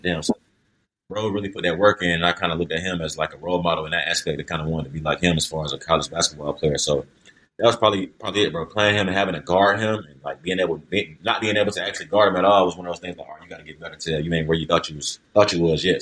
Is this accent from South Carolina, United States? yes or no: yes; Columbia, South Carolina, United States; I'm from Columbia, born and raised Columbia, South Carolina.